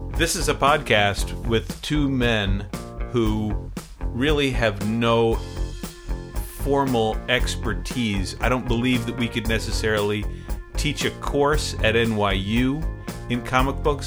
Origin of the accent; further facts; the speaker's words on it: Maine, United States; I grew up in Maine